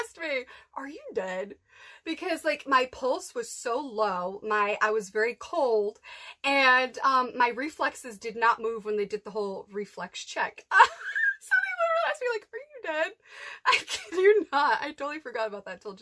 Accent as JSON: {"language": "English", "region": "Massachusetts", "country": "United States", "tie": "born or raised there", "moved": "yes", "said": "growing up in Massachusetts"}